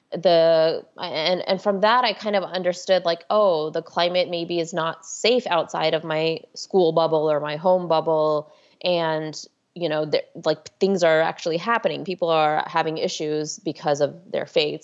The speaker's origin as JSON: {"language": "English", "town": "Houston", "region": "Texas", "country": "United States", "tie": "born or raised there", "moved": "as an adult", "lives_now": "Washington, D.C., United States", "said": "I grew up in Houston, Texas, actually one of the suburbs of Houston. I grew up in the Spring Tomball area"}